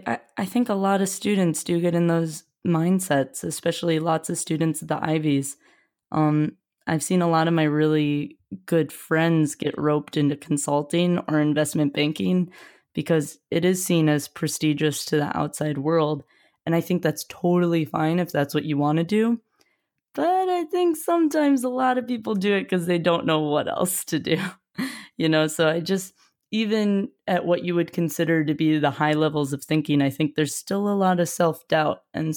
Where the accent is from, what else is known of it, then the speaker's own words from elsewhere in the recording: Midwest, United States; as just a Midwesterner, you know, I felt a little more normal